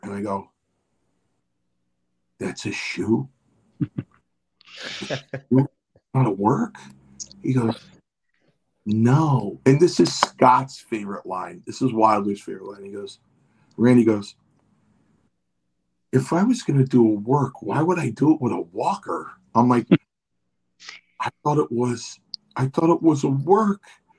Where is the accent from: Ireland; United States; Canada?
Ireland; since we're from Ireland, this is a global apology on my part